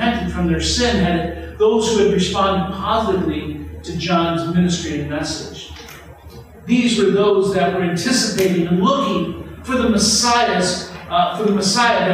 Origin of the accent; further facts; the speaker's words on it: Illinois, United States; growing up in Illinois, I was a big Chicago Bulls fan